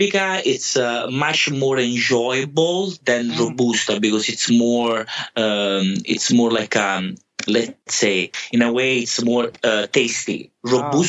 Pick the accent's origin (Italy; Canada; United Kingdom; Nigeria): Italy; Scafati, Campania; English is a second language; now in North America; I'm Italian. Come from a city called Scafati, very close to Pompeii and to Naples as well.